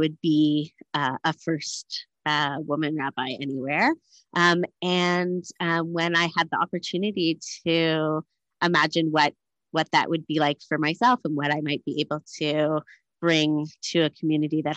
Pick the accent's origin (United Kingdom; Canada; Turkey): Canada; moved away as an adult; also born or lived in United States / Thornhill; now in Cape Town, South Africa; I'm Canadian raised, educated in America at HUC and ordained there